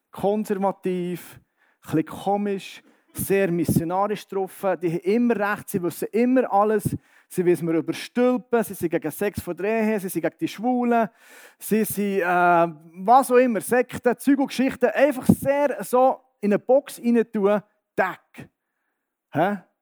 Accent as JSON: {"language": "German", "region": "Bern", "country": "Switzerland", "tie": "born or raised there", "said": "ich bin im Berner Oberland aufgewachsen, wohne jetzt im Berner Seeland und komme jetzt hier ins Mittelland"}